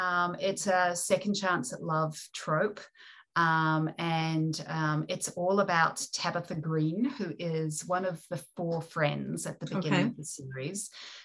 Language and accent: English; New Zealand; accent: New Zealand; And being a New Zealander, we're developing our own version of English. Obviously, I have a New Zealand accent, but the written word as well.